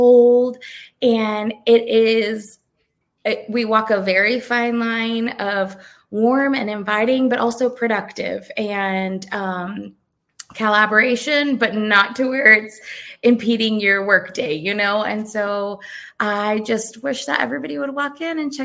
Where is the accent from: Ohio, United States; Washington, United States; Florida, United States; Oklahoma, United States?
Florida, United States; South; now in Georgia, United States; we're originally from South Florida